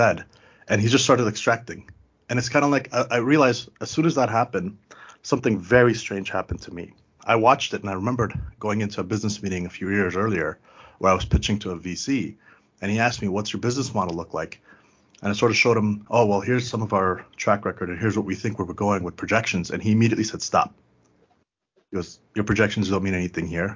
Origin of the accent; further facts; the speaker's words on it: Canada; also born or lived in Afghanistan; since I came to Canada as a kid